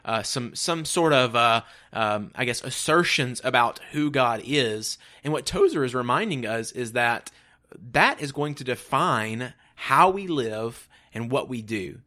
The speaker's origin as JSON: {"language": "English", "region": "Mississippi", "country": "United States", "said": "We're from Mississippi"}